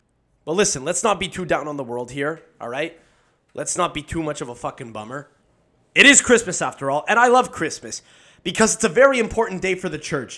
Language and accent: English; Campobasso, Molise, Italy; Me, I'm from Campobasso. That's where my family's from. We're from Campobasso, bro. You never heard of it? It's a big town. It's a big town of 40,000 people.